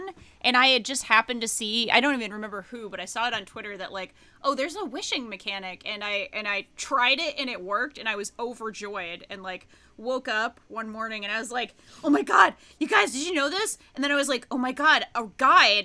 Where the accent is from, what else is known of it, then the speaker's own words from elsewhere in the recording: Pawtucket, Rhode Island, United States; my hometown, Pawtucket, Rhode Island